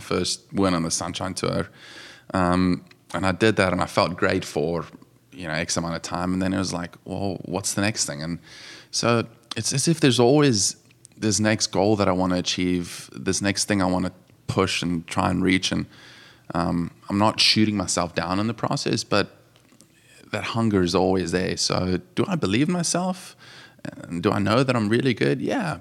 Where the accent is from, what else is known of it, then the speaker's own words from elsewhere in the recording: South Africa; moved away as an adult; also born or lived in Johannesburg, South Africa; now in Jupiter, United States; With being a small country, we're all, you know, p, very patriotic